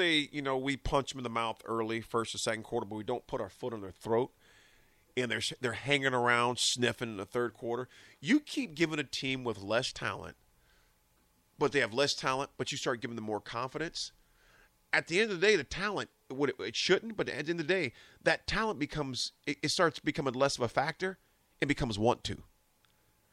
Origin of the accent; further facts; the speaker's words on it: Nebraska, United States; I said, Nebraska